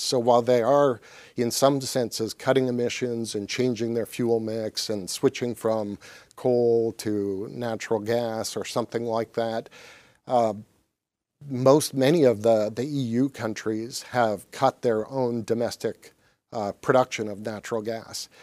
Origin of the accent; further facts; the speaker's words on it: Canada; now in Michigan, United States; when I was growing up in Canada